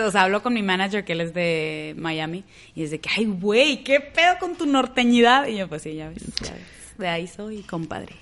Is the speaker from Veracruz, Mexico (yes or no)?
no; Monterrey, Nuevo León, Mexico; accent: regiomontano; moved away as an adult; also born or lived in Houston / Boston; now in Los Angeles, United States; soy de Monterrey también. Eh, ahorita vivo en Los Ángeles